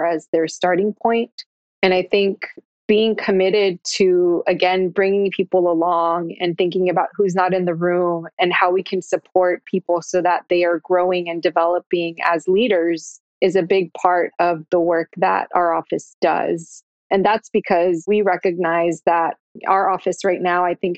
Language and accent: English; Austin, Texas, United States; when I was a kid, right? Growing up in East Austin